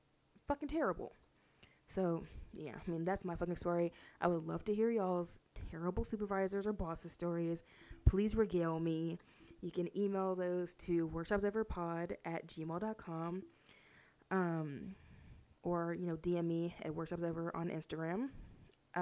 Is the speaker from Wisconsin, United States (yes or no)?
no; Houston, Texas, United States; I'm from Houston